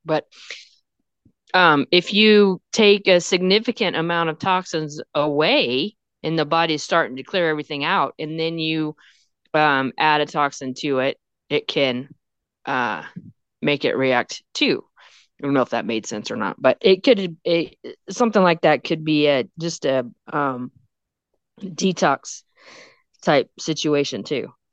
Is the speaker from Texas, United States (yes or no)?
yes; Texas, United States; I'm from Texas. We talk weird.